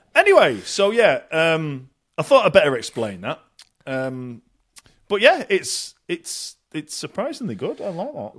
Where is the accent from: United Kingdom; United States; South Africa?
United Kingdom; Bury, North West England; moved away; I've been back in Bury, uh, a town just north of Manchester. Uh, my hometown